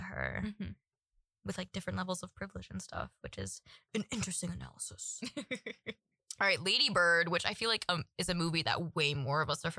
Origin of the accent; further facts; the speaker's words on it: Midwest, United States; I'm white and from the Midwest